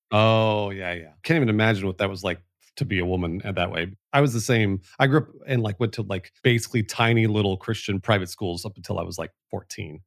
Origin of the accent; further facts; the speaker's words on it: Los Angeles, California, United States; moved away; I was born in the Valley, in the San Fernando Valley, which is the the home of the Valley Girl accent